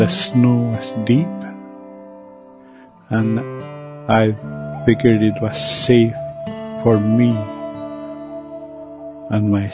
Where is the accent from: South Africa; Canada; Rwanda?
Canada; first language Cree; English is a second language; As a child growing up back in Sioux Lake